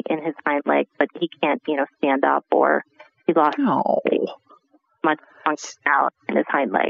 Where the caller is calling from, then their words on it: Delanson, New York, United States; I'm calling from Delanson, New York